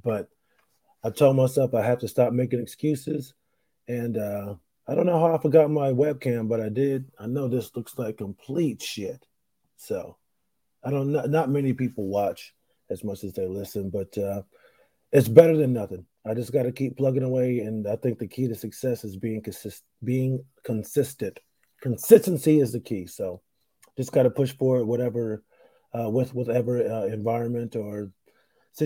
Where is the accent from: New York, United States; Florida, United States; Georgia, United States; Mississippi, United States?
New York, United States; Rochester; moved away; I'm in my hometown. I'm in Rochester, New York.